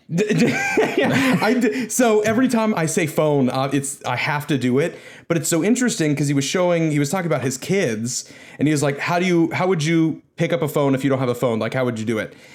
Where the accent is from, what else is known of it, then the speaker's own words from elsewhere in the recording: United States; as an American